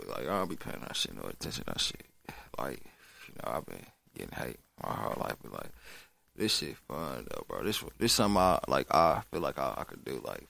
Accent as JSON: {"language": "English", "town": "Milwaukee", "region": "Wisconsin", "country": "United States", "said": "Shit, I'm from Milwaukee. I just turned 24 this year."}